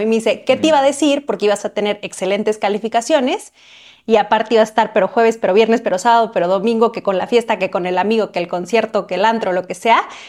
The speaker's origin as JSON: {"language": "Spanish", "town": "Cuernavaca", "region": "Morelos", "country": "Mexico", "tie": "born or raised there", "said": "yo nací en una ciudad muy cerca de Ciudad de México que se llama Cuernavaca"}